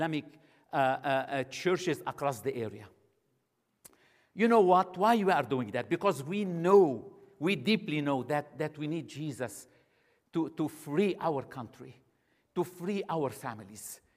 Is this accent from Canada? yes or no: yes; Canada; my home country, Canada